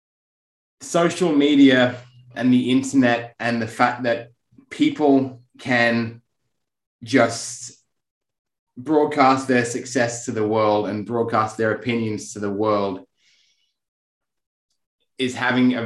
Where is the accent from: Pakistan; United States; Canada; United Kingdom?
United Kingdom; England; I'm English